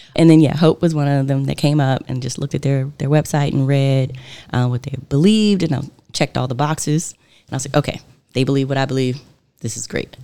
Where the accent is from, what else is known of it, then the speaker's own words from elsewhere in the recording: Richmond, Virginia, United States; also born or lived in Boston; I was born and raised in Richmond, Virginia, and that is where I currently live